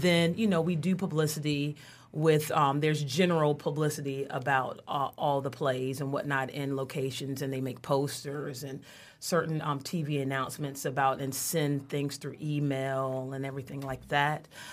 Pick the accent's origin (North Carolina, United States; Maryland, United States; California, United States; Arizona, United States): North Carolina, United States; now in Michigan, United States; I'm from the South. I'm from North Carolina